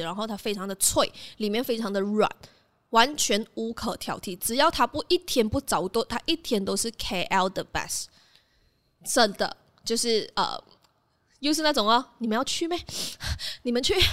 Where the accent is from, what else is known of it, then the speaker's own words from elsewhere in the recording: Malaysia; 起床盖真的是一个我在那边长大，然后吃了很多东西长大的地方